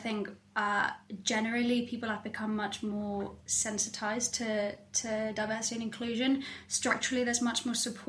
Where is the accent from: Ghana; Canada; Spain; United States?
Spain; also born or lived in United Kingdom; now in Barcelona, Spain; you can probably tell I'm from Spain.